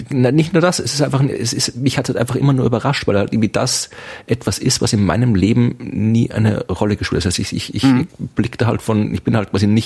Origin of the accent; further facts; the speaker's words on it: Austria; ich bin in Österreich geborener Österreicher, der die ersten 27 Jahre seines Lebens komplett in Österreich gelebt habe. Also ich bin so österreichisch, wie man nur österreichisch sein kann.